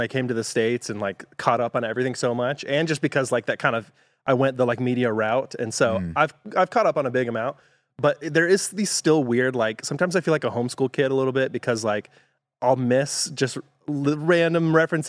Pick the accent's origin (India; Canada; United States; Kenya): Kenya; born or raised there; moved away as an adult